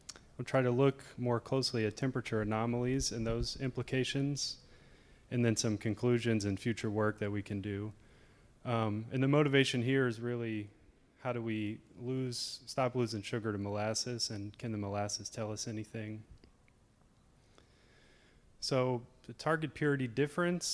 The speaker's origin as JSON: {"language": "English", "town": "Lafayette", "region": "Louisiana", "country": "United States", "said": "I'm from around here. I'm from Lafayette"}